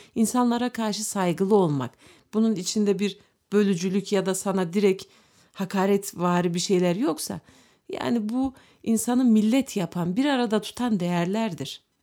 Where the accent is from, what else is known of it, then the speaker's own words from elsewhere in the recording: Turkey; Türk olduğumuz için